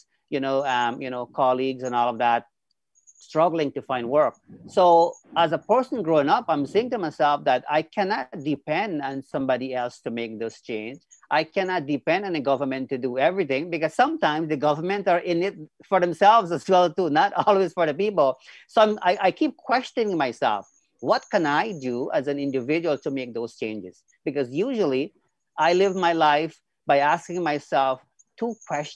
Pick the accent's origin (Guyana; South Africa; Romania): Guyana; now in Canada; I was born and raised in Guyana, South America, and now I live here in Canada.